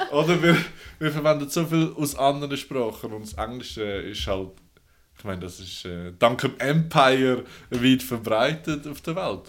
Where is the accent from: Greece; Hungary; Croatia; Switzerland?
Switzerland; I'm from Switzerland